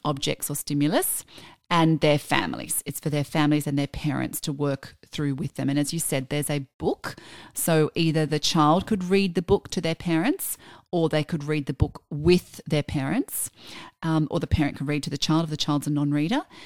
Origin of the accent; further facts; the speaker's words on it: Australia; we're Australian